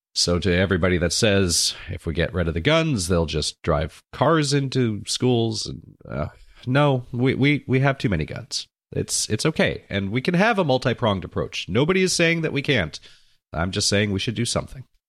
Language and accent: English; Santa Monica, California, United States; my hometown